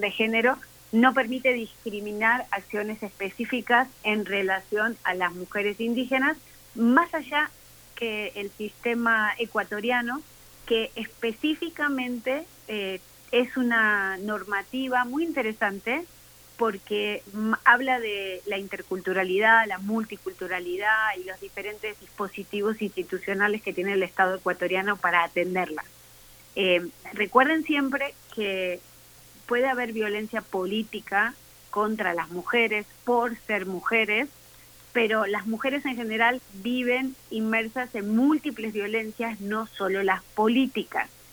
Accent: Mexico; como mexicanos y mexicanas

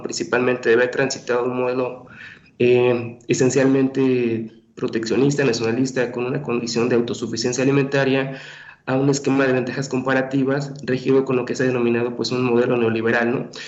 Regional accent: Mexico; como mexicanos, no somos gente delgadas

